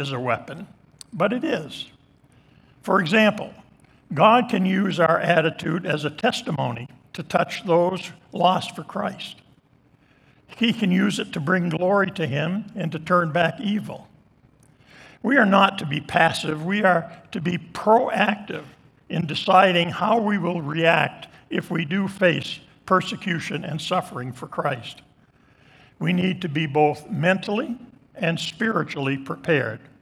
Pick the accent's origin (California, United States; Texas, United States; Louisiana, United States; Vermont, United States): Vermont, United States; Island Pond; moved away; also born or lived in Dover Plains, New York; In the church that I grew up in Island Pond, Vermont